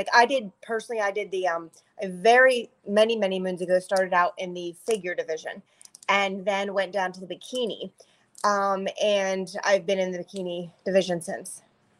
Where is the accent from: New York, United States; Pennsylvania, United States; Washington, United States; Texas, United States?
Pennsylvania, United States; Pittsburgh; also born or lived in Ohio; now in Florida, United States; I'm originally from Pittsburgh, but I've lived in Ohio for the last quite a few years and just literally moved to Florida about a year ago.